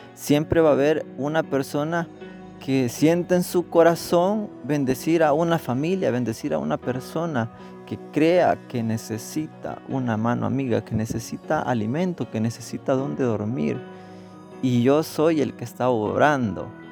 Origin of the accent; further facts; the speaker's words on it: El Salvador; accent: Salvadoran; moved away; hablando en, nuestro acento salvadoreño